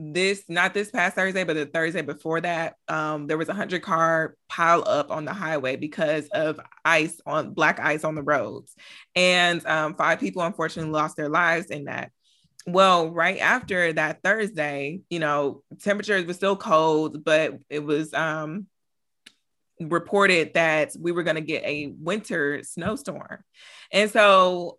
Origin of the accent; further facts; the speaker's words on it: Michigan, United States; now in Texas, United States; I'm from Michigan, so I'm used to snow